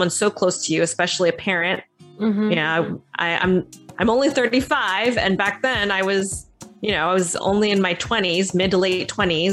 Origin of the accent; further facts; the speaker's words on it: Southern New Jersey, United States; also born or lived in Philadelphia; I was born in Philadelphia, but grew up in Southern New Jersey.